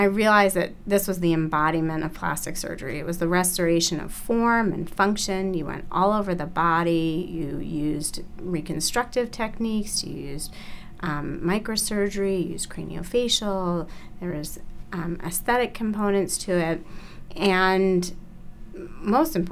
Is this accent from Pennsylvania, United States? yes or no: yes; Philadelphia, Pennsylvania, United States; So I grew up in Philadelphia. I grew up actually in the city in Philadelphia